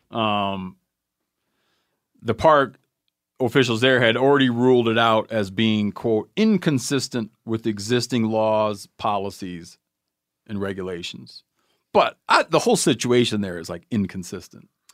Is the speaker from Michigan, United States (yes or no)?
yes; Michigan, United States; my home state of Michigan